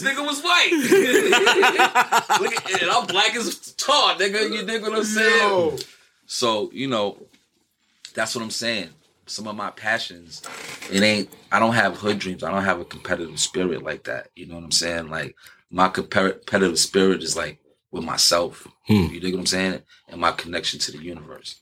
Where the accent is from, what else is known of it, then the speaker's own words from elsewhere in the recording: New York City, New York, United States; I'm from Broadway